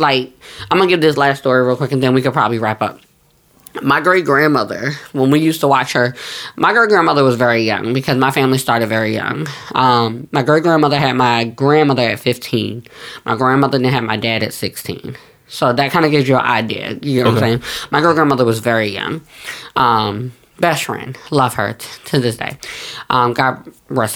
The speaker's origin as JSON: {"language": "English", "region": "New Jersey", "country": "United States", "tie": "born or raised there", "also_born_or_lived": "New York", "said": "I'm from North Jersey"}